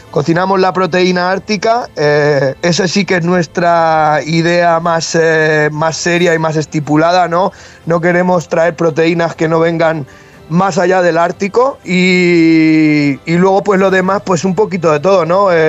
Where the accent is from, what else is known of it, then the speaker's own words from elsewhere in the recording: Castilla-La Mancha, Spain; moved away; como decimos en, en La Mancha